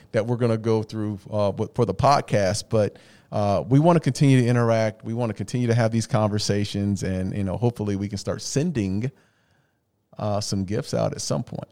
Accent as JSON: {"language": "English", "town": "Phoenix", "region": "Arizona", "country": "United States", "said": "I'm from the Valley"}